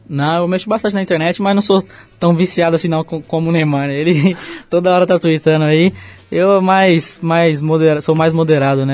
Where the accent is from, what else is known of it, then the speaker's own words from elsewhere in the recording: São Paulo, Brazil; vou lá onde eu nasci, né? onde eu fui criado, fico com meus amigos, com a minha família